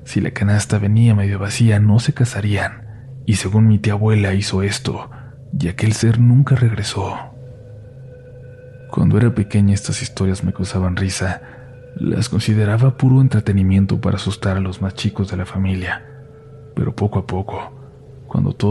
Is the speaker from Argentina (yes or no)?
no; Sonsonate, El Salvador; Soy de Sonsonate, El Salvador, específicamente de una colonia la cual hace mucho no estaba para nada poblada.